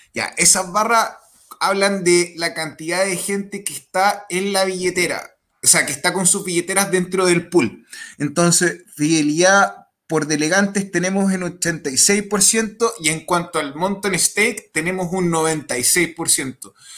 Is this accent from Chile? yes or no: yes; Chile; en mi país